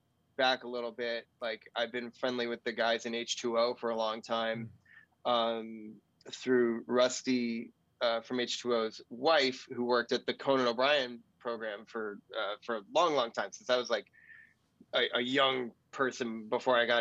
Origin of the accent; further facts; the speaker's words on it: New Jersey, United States; I was born and raised in New Jersey